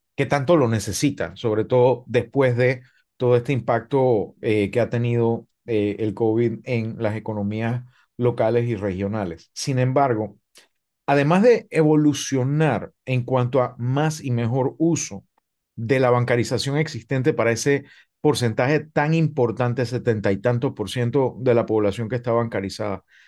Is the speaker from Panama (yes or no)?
yes; Panama; desde mi perspectiva como panameño